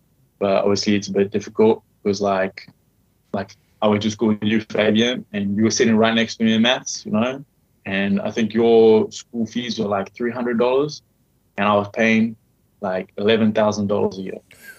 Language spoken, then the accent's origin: English; Durban, KwaZulu-Natal, South Africa; also born or lived in Johannesburg; I was born in Johannesburg, and then like 3 weeks later I lived in Durban, and then after 3 months we changed house